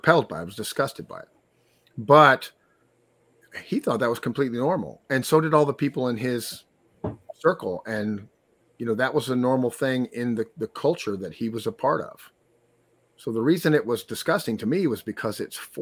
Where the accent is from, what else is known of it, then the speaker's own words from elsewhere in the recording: Texas, United States; I'm from Texas, so that's an in-group. Like, we're Texans